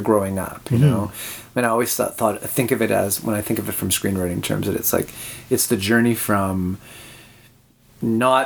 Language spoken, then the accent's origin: English; Winnipeg, Manitoba, Canada; moved away as an adult; also born or lived in Toronto; I'm born and raised in Winnipeg.